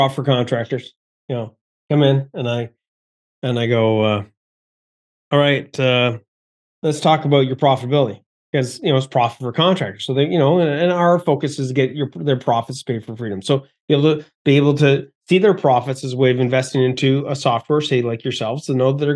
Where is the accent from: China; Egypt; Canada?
Canada; being Canadian